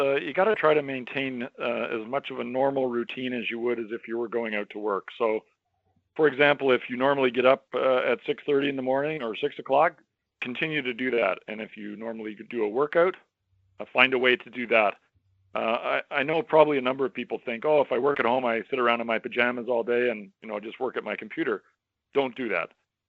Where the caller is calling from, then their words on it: Toronto, Ontario, Canada; I am calling in from Toronto, Ontario, Canada.